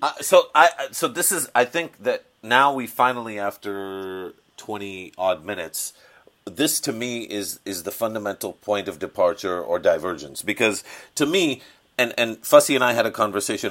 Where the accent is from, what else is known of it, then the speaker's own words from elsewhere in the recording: Pakistan; as a Pakistani